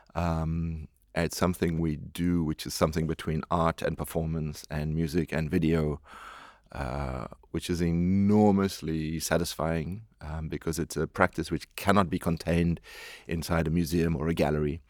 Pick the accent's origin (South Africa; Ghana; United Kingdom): South Africa; moved away; I am a South African